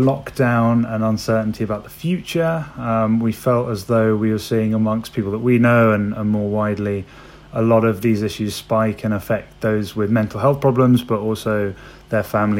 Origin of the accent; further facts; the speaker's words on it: London, United Kingdom; I'm from London.